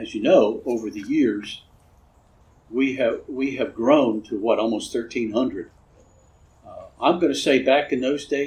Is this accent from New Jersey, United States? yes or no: no; Fort Myers, Florida, United States; I grew up in Fort Myers.